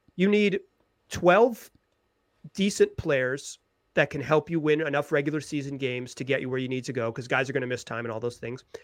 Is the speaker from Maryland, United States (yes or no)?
no; Chapel Hill, North Carolina, United States; I'm a Carolina guy. Like, I grew up in Chapel Hill, North Carolina.